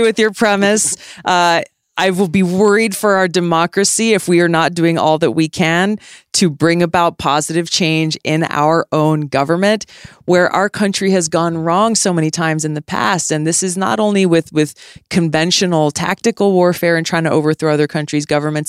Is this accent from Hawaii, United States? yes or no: yes; Hawaii, United States; when I was a kid growing up in Hawaii